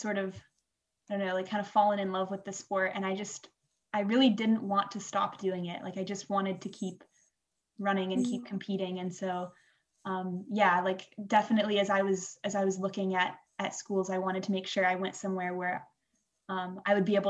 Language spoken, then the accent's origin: English; Washington, United States; moved away as an adult; also born or lived in Boston; now in Vancouver, Canada; I'm from the States. I went to high school in Washington